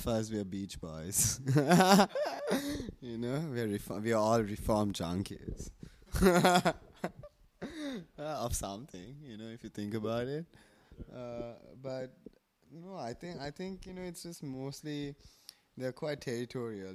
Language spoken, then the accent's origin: English; Galle, Southern Province, Sri Lanka; also born or lived in Colombo; I love Galle because it's my hometown